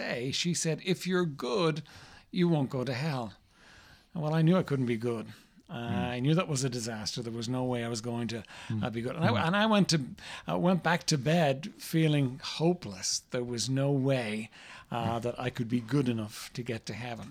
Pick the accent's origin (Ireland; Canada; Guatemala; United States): Ireland; I was raised in Ireland, raised in a very traditional home